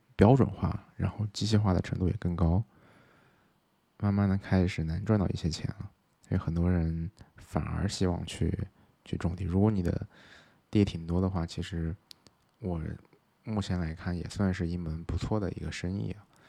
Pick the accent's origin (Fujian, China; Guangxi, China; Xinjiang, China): Xinjiang, China; moved away as an adult; now in Chengdu, China; 我是在新疆出生的